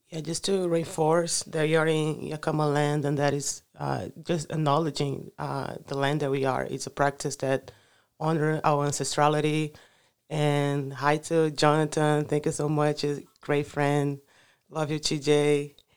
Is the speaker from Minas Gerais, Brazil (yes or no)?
no; Rio de Janeiro, Brazil; first language Portuguese; English is a second language; moved away as an adult; also born or lived in Macaé, Brazil; now in United States; I grew up in, I'm from Rio de Janeiro, carioca de coração, but then I moved to the coast, to Macaé